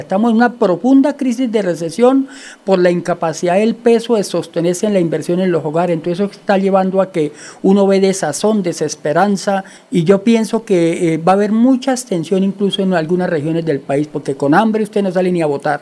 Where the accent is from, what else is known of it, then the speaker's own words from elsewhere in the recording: Santander, Colombia; also born or lived in Lebrija; nosotros representamos una estirpe que es la estirpe de los santanderianos